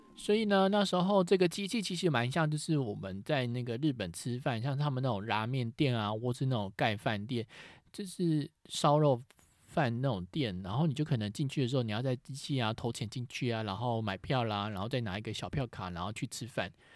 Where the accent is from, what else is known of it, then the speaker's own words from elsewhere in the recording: Taiwan; 我是台湾来的